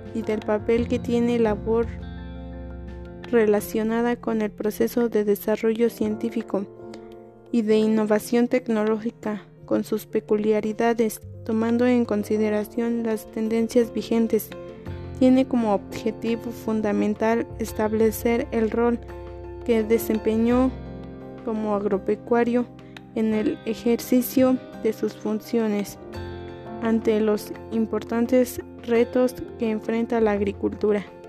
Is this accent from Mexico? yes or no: yes; Cadereyta de Montes, Querétaro, Mexico; soy de Cadereyta de Montes Querétaro